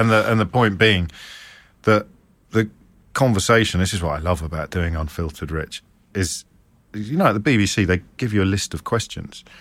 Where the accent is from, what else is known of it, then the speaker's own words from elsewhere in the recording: Midlands, United Kingdom; growing up in the Midlands in the seventies